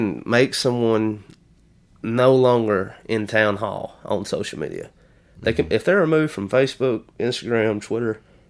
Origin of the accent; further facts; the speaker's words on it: United States; we as Americans are so centric.